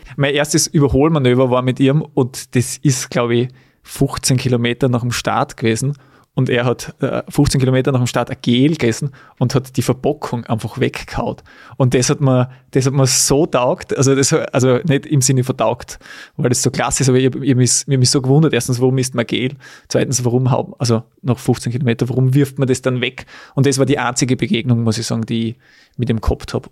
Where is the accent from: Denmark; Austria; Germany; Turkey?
Austria; Weiz, Styria; in Weiz, in meiner Heimat